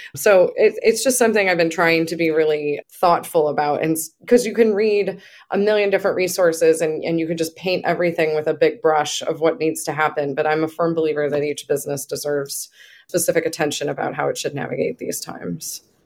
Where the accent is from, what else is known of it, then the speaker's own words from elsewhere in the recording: Buffalo, New York, United States; I'm from Buffalo